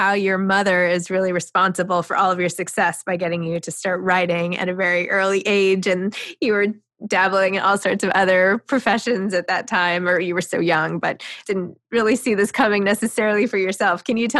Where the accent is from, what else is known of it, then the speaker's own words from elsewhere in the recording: New York City, New York, United States; I was a psychology major and I'm from New York City